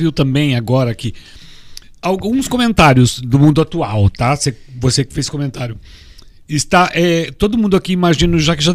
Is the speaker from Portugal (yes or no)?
no; United States; now in Brazil; Eu quero achar meu papel porque eu sou americano. Eu tô no Brasil, vim parar no Brasil no final, mas eu nasci nos Estados Unidos